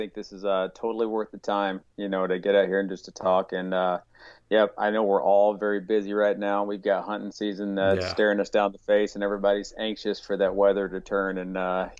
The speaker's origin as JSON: {"language": "English", "town": "Mountain Home", "region": "Arkansas", "country": "United States", "tie": "born or raised there", "lives_now": "Howell, United States", "said": "I'm originally from Arkansas. So I'm born and raised in those mountains of Arkansas. So mountain home is where I'm originally from."}